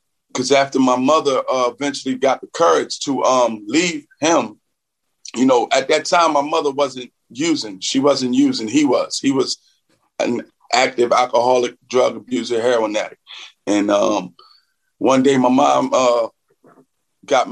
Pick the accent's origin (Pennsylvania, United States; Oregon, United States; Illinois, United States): Pennsylvania, United States; Philadelphia; I grew up in West Philly